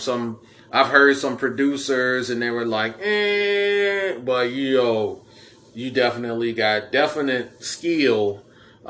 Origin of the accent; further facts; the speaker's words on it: Chicago, Illinois, United States; I'm from Chicago myself